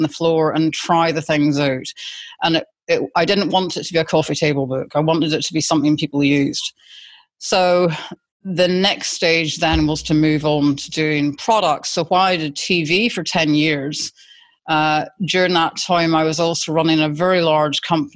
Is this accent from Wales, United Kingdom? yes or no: no; Scotland, United Kingdom; accent: Scottish; moved away as an adult; now in Australia; being Scottish, I've got a very distinct accent